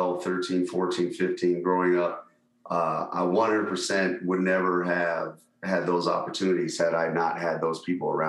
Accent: Las Vegas, Nevada, United States; I grew up here in Vegas, Las Vegas

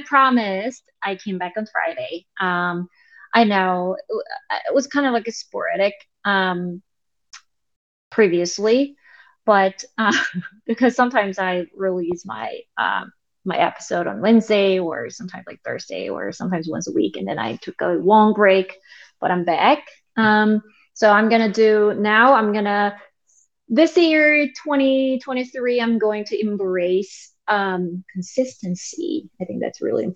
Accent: South Korea; English is a second language; now in United States; I'm from South Korea. Originally, I was born there and I was raised there, and I moved to United States

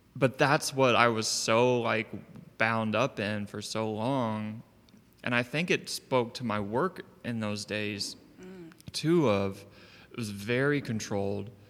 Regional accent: Savannah, Georgia, United States; I was born in Savannah

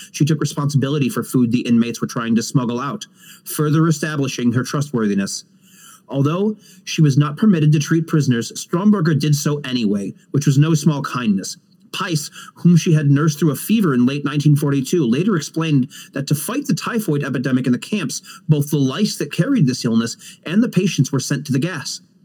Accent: United States; as an American

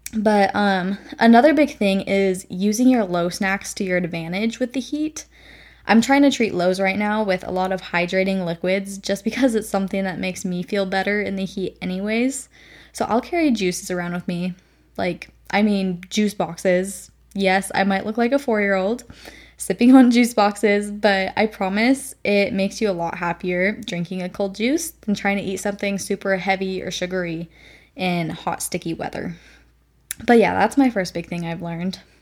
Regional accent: Nevada, United States; moved away as an adult; now in Texas, United States; I come from Nevada, which is a pretty dry desert

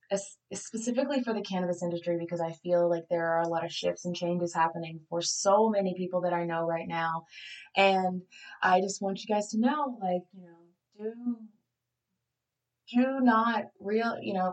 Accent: Southeast Tennessee, United States; I grew up in Southeast Tennessee, and I was adopted when I was 2 days old

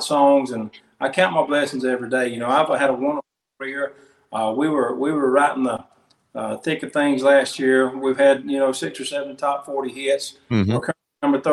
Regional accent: Samson, Alabama, United States; my hometown, which is Sampson, Alabama

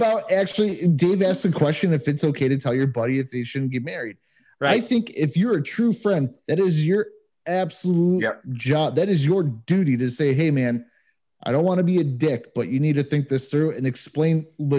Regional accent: United States; now in Germany; here as American citizens

